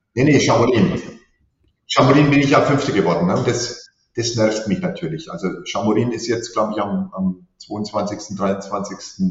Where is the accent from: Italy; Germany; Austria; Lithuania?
Germany; Teuschnitz, Bavaria; Ich komme gebürtig aus Teuschnitz, Oberfranken